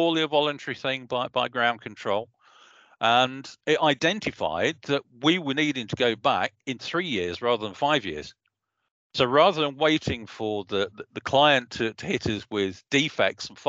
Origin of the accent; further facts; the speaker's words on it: Leicester, East Midlands, United Kingdom; my hometown of Leicester